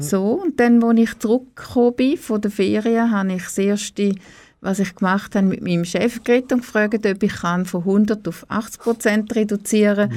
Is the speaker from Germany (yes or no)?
no; Oberuzwil, St. Gallen, Switzerland; also born or lived in Niederuzwil; Ich bin in äh, Oberutzwil ähm, aufgewachsen